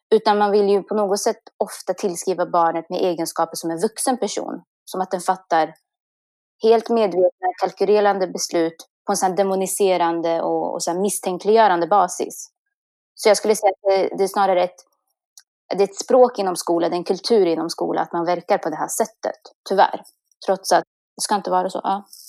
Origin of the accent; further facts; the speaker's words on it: Kumla, Örebro County, Sweden; vara liksom uppvuxen i Kumla